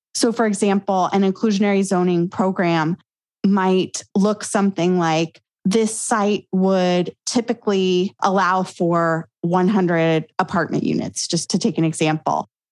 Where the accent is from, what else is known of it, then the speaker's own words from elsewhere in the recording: Grand Junction, Colorado, United States; my hometown in Grand Junction, Colorado